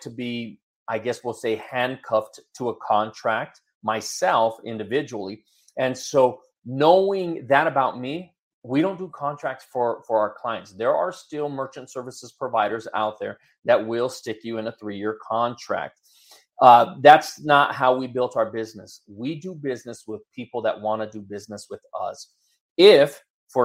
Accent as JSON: {"language": "English", "town": "Denver", "region": "Colorado", "country": "United States", "tie": "born or raised there", "said": "I was born and raised in the Denver area"}